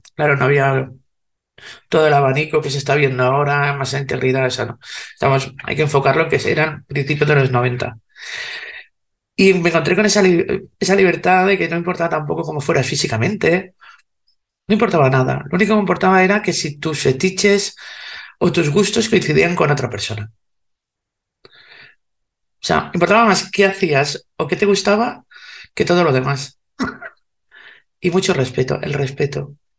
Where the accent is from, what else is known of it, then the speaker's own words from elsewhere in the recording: Spain; soy española